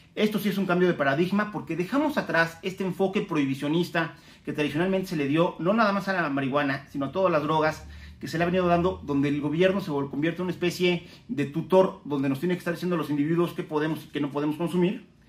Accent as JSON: {"language": "Spanish", "country": "Mexico"}